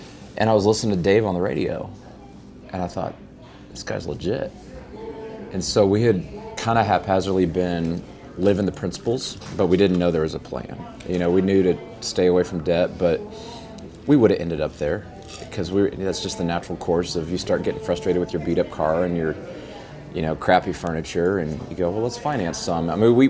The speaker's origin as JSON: {"language": "English", "region": "Texas", "country": "United States", "said": "But I'm from West Texas, and out there, those cars aren't worth anything in a cotton field where you got to go out and do real work."}